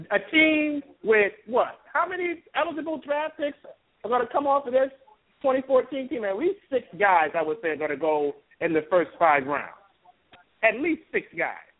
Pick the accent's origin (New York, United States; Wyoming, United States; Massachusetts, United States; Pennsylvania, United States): New York, United States; New York City; And I'm not even from the South Florida area. I'm from Brooklyn, New York.